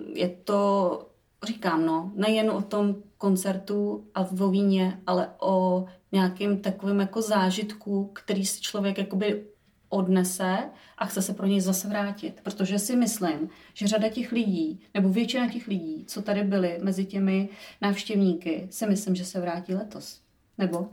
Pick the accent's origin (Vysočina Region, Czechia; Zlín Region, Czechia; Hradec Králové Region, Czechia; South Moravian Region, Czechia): Vysočina Region, Czechia; já jsem z Vysočiny